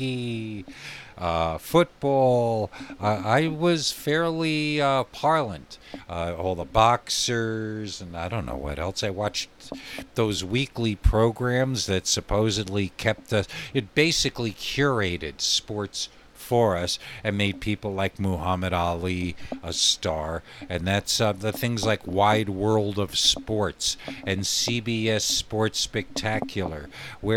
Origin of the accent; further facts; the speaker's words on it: the Catskills, New York, United States; moved away as an adult; also born or lived in Santa Fe, New Mexico; now in Albuquerque, United States; growing up in the Catskills